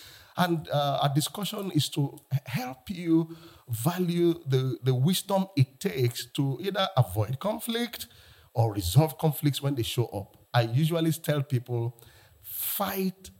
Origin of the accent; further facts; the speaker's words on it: Lagos, Nigeria; I'm from Lagos, Nigeria